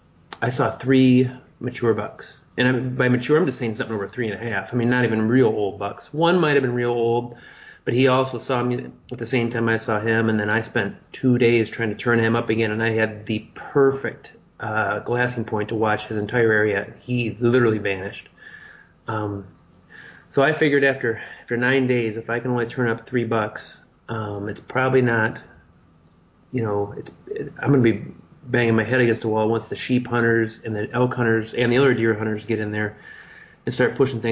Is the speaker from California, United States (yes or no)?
no; Michigan, United States; being that I'm from Michigan